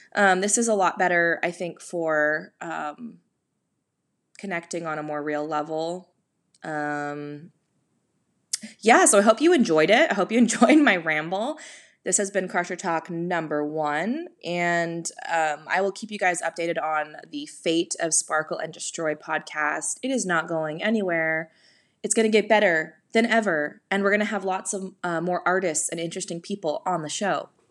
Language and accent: English; California, United States; as a Californian, I mean, I am the Californian